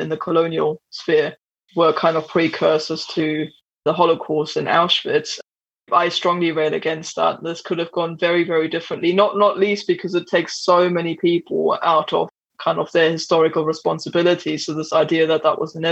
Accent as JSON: {"language": "English", "area": "right outside of Berlin", "region": "Brandenburg", "country": "Germany", "tie": "born or raised there", "said": "I grew up literally in the Prussian heartlands right outside of Berlin."}